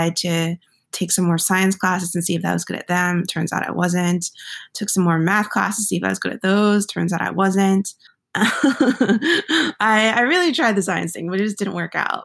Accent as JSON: {"language": "English", "region": "New Jersey", "country": "United States", "tie": "born or raised there", "said": "I grew up in New Jersey."}